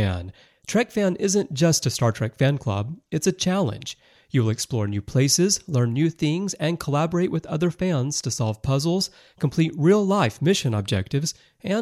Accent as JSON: {"language": "English", "country": "United States", "tie": "born or raised there", "said": "growing up in America in the 80s"}